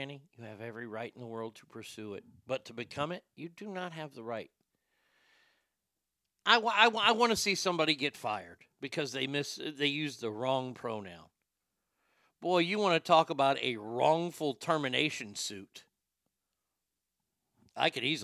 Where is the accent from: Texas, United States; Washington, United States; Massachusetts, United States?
Texas, United States; Garland; The city of Dallas, my hometown, if you will, my hometown's Garland, but, you know, Dallas.